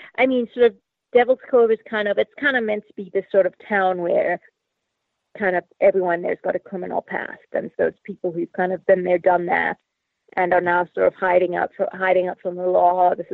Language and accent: English; Zimbabwe; also born or lived in Australia; Initially from Zimbabwe in Africa via Australia.